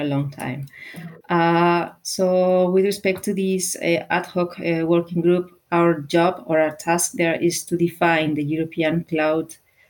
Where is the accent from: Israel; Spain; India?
Spain; Basque Country; I am from the Basque Country.